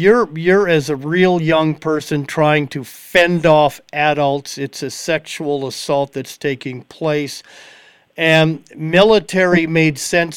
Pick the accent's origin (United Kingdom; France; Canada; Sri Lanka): Canada; Yorkton, Saskatchewan; also born or lived in Prince Albert, Saskatchewan; where I'm at in Yorkton, and I was born in Prince Albert, grew up in Yorkton.